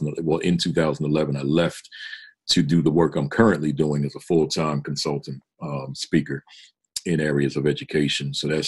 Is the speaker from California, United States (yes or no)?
no; New Jersey, United States; So I went on and taught in New York, then went to Jersey, back with, which is my home state, and got certified there and taught there